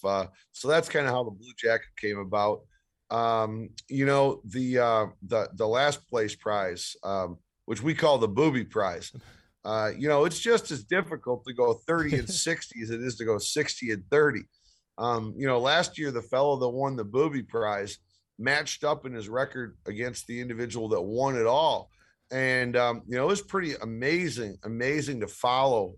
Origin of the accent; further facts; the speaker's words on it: Detroit, Michigan, United States; also born or lived in Las Vegas; I grew up in Detroit, um, have a business out of the Detroit area, and still